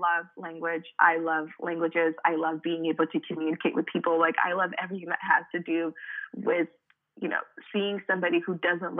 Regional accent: Dallas, Texas, United States; born or raised there; first language French; English is a second language; also born or lived in Cameroon

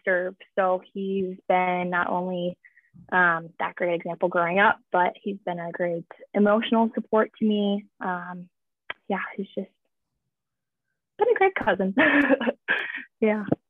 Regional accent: Minocqua, Wisconsin, United States; moved away as an adult; also born or lived in Illinois / Kimberly, Wisconsin; now in Louisville, United States; I guess I'm from Minocqua, Wisconsin

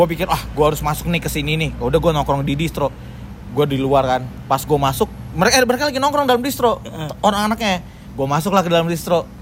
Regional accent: Tanjung Priok, Jakarta, Indonesia; Eh, karena kita gue anak Priuk si iya

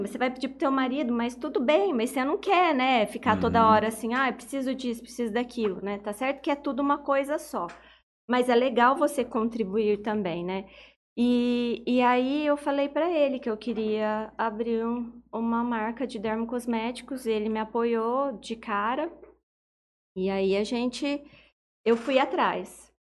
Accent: Urânia, São Paulo, Brazil; moved away; eu sou de Urânia e eu abri a minha primeira farmácia de manipulação lá em Urânia

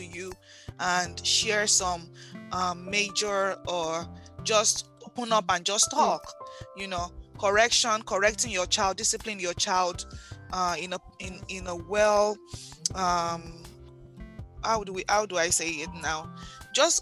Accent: Nigeria; most of us growing up in Nigeria

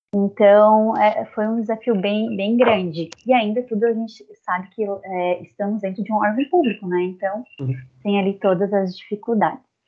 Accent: south of Santa Catarina, Brazil; sou natural aqui do sul do estado de Santa Catarina

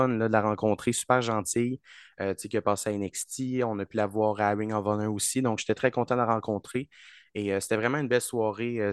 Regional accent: France; Exactement, mais moi, je suis français.

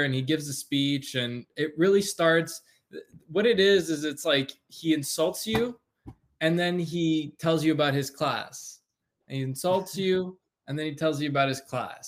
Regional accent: Canada; we're both from Canada

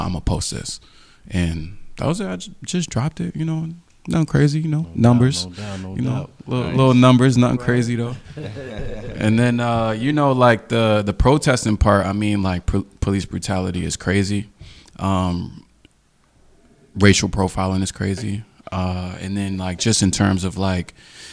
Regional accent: New York City, New York, United States; I'm from Queens

